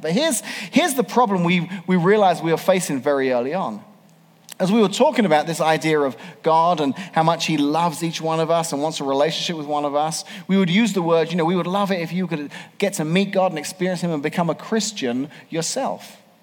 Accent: England, United Kingdom; moved away as an adult; now in Washington, Illinois, United States; 25 years ago, I moved to America. 25 years ago, 1994, I grew up in England

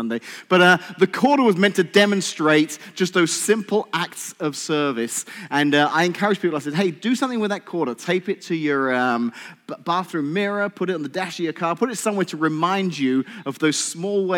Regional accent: England, United Kingdom; now in United States; I'm English.

